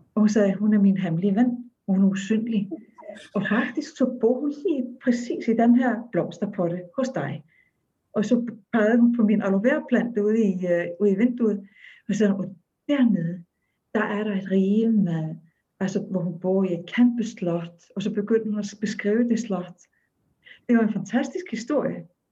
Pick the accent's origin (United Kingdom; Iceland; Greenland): Iceland; Akureyri, Northeastern Region; Danish is a second language; moved away; jeg er født og opvokset i Island